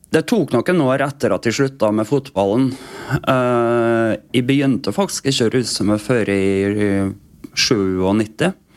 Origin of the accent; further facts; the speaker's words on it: Vestnes, Møre og Romsdal, Norway; Jeg er oppvokst på Vestnes.